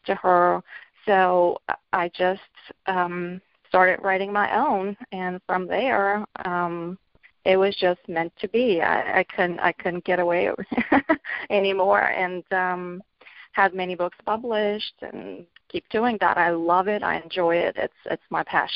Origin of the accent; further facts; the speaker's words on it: Bulgaria; moved away as an adult; now in North America; I'm originally from Bulgaria. I grew up there and I immigrated to North America